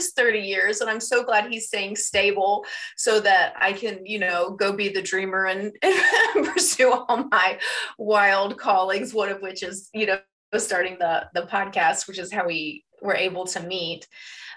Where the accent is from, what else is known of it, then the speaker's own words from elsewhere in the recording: the South, United States; I'm from the South and had, you know, very Southern conservative Christian views